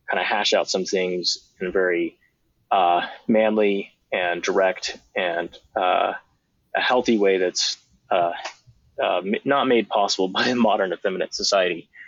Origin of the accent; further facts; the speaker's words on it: Georgia, United States; also born or lived in Texas / Maine; I was born in the South, born in Texas, grew up some in Georgia. It's where my mom's from, and then uh, lived for 20 years in Maine and New England um, for my dad's work.